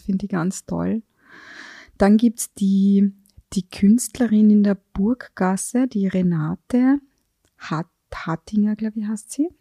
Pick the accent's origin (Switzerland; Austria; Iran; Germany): Austria; Carinthia; now in Vienna, Austria; muss ich jetzt als Kärntnerin